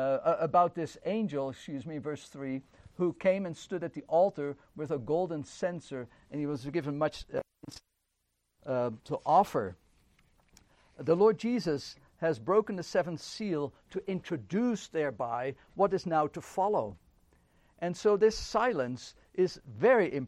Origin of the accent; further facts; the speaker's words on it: Netherlands; moved away; I grew up in the Netherlands